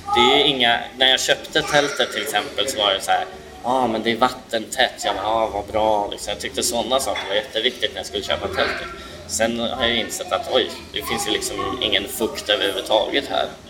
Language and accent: Swedish; Sweden; jag är typiskt svensk